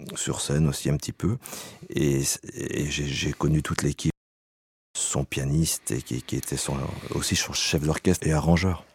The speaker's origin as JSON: {"language": "French", "area": "Savoie", "region": "Auvergne-Rhône-Alpes", "country": "France", "said": "je viens de Savoie"}